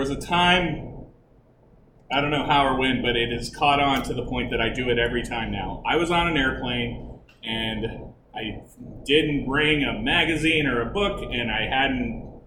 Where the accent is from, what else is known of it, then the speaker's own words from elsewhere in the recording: Texas, United States; I'm from Texas